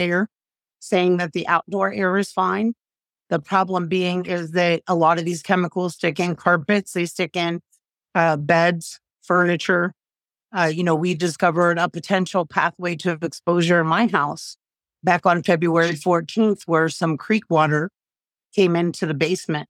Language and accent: English; East Palestine, Ohio, United States; growing up in East Palestine for forty-six years, a community that I love, that I cherish, my hometown